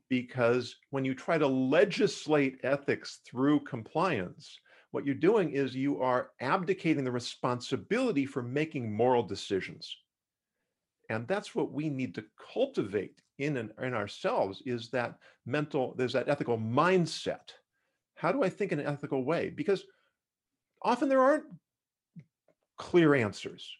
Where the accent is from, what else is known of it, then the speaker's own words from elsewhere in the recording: Los Angeles, California, United States; also born or lived in Davis, California; I grew up in Los Angeles